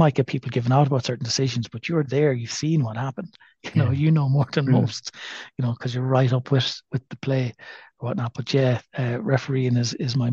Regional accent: Athlone, Westmeath, Ireland; now in Galway, Ireland; I'm a Westmead man. I'm an Athlone man

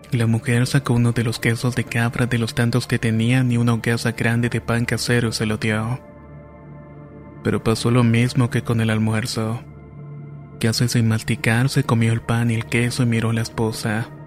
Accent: Talapampa, Salta, Argentina; de Talampampa, provincia de Salta, en Argentina.

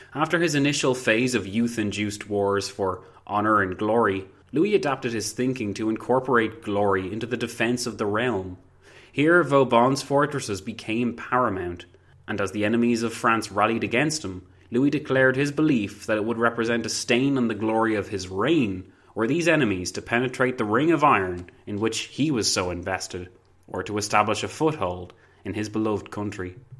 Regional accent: Ireland; I'm also Irish

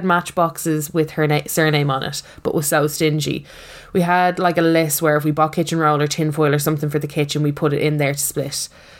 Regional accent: Cavan, Ulster, Ireland; And I'm from Cavan.

